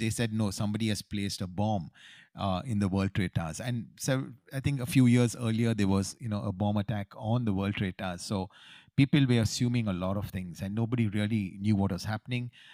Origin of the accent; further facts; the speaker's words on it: Bangalore, Karnataka, India; moved away as an adult; also born or lived in New York, United States; we are homegrown boys from Bangalore City